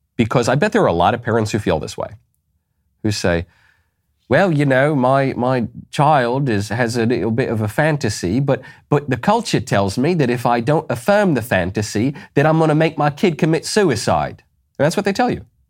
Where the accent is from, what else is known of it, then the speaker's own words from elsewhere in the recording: New York, United States; moved away; also born or lived in Los Angeles; I am from New York. I lived in Los Angeles.